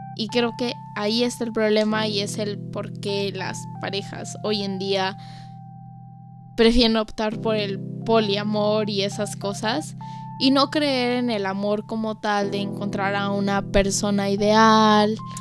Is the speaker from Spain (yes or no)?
no; Mexico; mi país